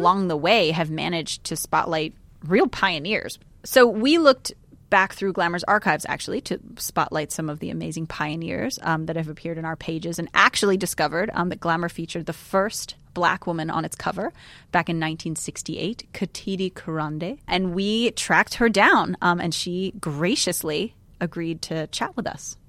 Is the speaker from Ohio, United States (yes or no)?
no; New York, United States; moved away; also born or lived in Texas; I grew up in New York, and I went to an all-girls school